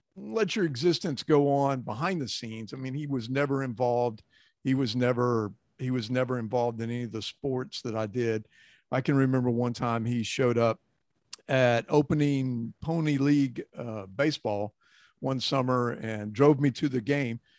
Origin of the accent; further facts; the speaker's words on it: Glen Rose, Texas, United States; growing up in Texas